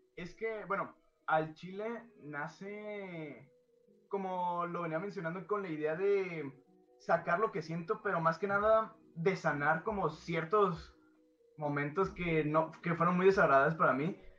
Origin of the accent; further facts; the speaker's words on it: Guadalajara, Jalisco, Mexico; vengo de Guadalajara